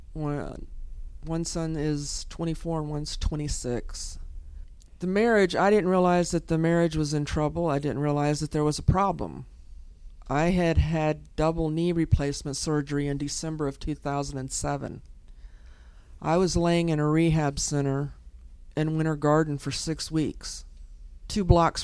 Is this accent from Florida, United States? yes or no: yes; Kissimmee, Florida, United States; I grew up in Kissimmee